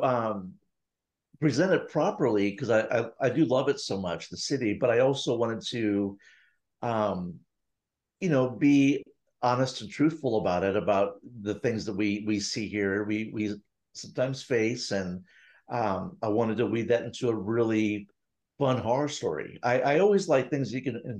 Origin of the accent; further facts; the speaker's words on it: St. Louis, Missouri, United States; I grew up, Tyler did as well, grew up in St. Louis